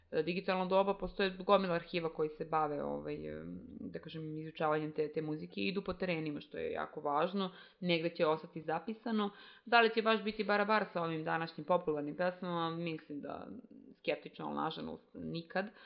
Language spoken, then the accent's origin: Croatian; Serbia